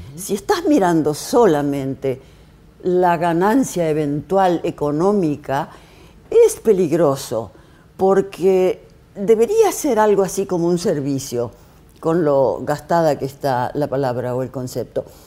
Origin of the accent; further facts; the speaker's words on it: Argentina; como representante argentina